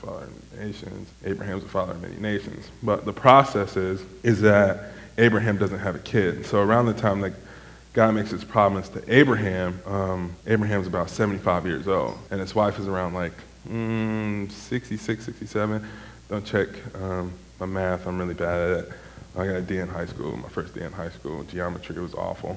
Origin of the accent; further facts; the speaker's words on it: Chicago, Illinois, United States; I am from Chicago